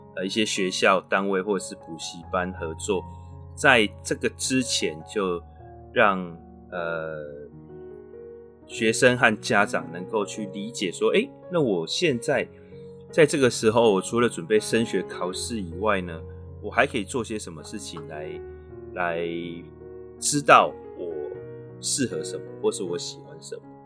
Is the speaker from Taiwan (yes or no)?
yes; Taiwan; also born or lived in Canada; 我们台湾人